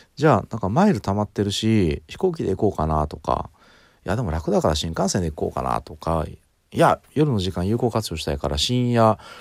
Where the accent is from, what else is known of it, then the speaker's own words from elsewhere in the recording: Ehime, Japan; moved away as an adult; also born or lived in Tokyo; 僕高校の3年生の途中までですね地元に愛媛にいて愛媛県から18歳になった日に東京に上京してくるんですけど